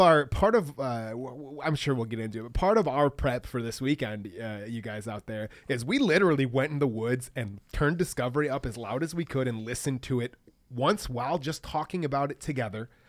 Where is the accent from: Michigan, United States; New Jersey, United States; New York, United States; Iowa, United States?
Michigan, United States; we're all from Michigan here